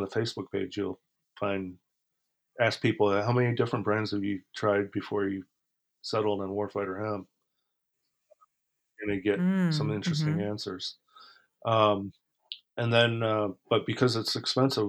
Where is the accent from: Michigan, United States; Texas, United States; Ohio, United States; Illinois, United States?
Illinois, United States; Chicago; also born or lived in Toronto, Canada; I grew up in Chicago.